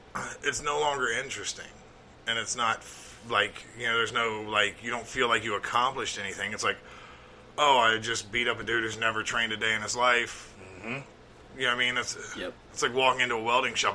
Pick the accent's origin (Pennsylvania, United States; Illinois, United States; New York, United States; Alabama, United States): Alabama, United States; now in Cincinnati, United States; I grew up in Alabama